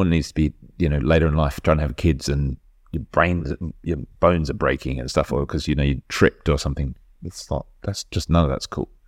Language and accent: English; Poland; English is a second language; I grew up in Poland, so I definitely used to play around in sandpits